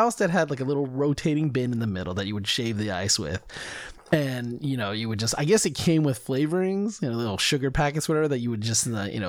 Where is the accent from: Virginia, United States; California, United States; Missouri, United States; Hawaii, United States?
California, United States; at least in the area that I grew up with in California